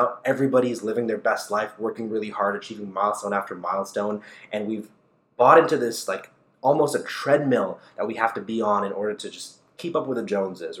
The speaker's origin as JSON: {"language": "English", "town": "Toronto", "region": "Ontario", "country": "Canada", "tie": "born or raised there", "said": "a young kid growing up in Scarborough"}